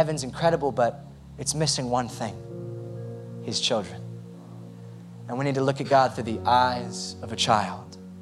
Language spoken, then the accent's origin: English; United States; I'm American through and through